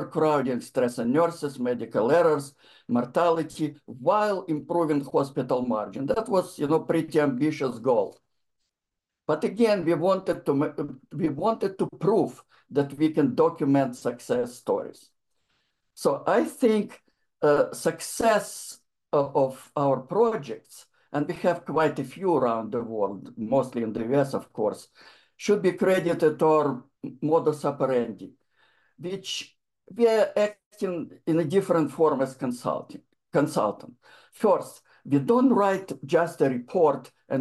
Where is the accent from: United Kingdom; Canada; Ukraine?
Ukraine; moved away as an adult; now in United States; I'm from the Soviet Union, particularly in Ukraine. And I came to United States in 1988